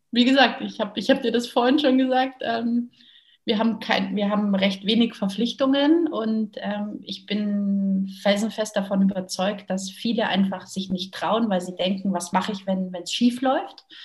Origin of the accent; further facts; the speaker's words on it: Munich, Bavaria, Germany; now in Mallorca, Spain; Ähm, geboren und aufgewachsen bin ich in München, in Bayern. Mittlerweile lebe ich auf Mallorca und lebe meinen persönlichen Traum.